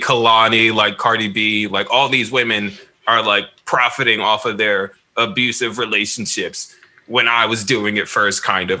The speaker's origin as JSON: {"language": "English", "region": "the North", "country": "United States", "said": "I'm from the North."}